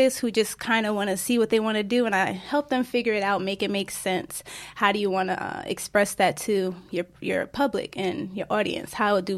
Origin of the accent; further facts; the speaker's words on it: Newark, New Jersey, United States; I am from Newark, New Jersey, born and raised and still there